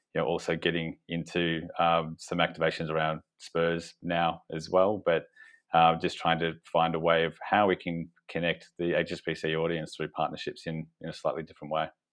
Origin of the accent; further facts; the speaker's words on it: Australia; accent: Australian; moved away as an adult; now in United Kingdom; you probably tell from my accent that we we started off in Australia